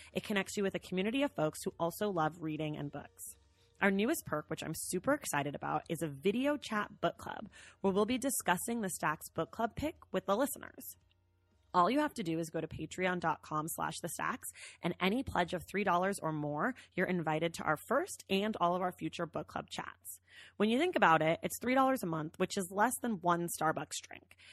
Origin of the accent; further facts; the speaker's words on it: San Francisco Bay Area, California, United States; I'm from the Bay Area